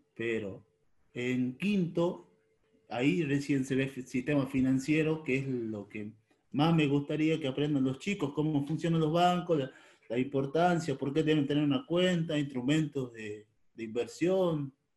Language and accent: Spanish; Tucumán, Argentina; moved away as an adult; now in Río Negro, Argentina; Yo soy de Tucumán y vivo en Río Negro.